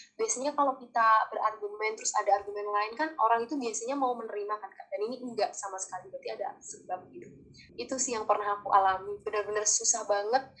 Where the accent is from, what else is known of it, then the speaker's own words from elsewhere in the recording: Java, Indonesia; saya orang Jawa